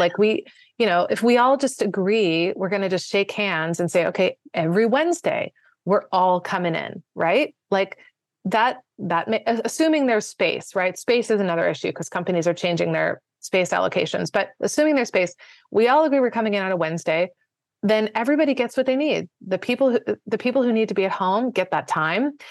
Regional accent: Washington, District of Columbia, United States; moved away as an adult; also born or lived in Maryland / Virginia / New York City; grew up most of the time in the D C, uh, sort of beltway suburbs for, part of the time in Maryland, part of the time in Virginia.

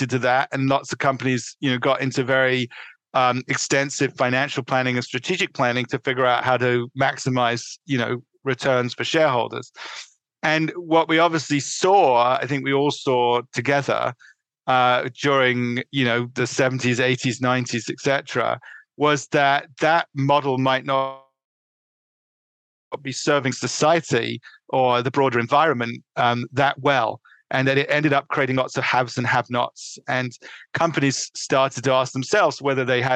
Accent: London, United Kingdom; moved away as an adult; also born or lived in New York City, United States; now in Connecticut, United States; I was born in northeast London, in suburban London, let's put it, and I grew up through undergraduate living in England

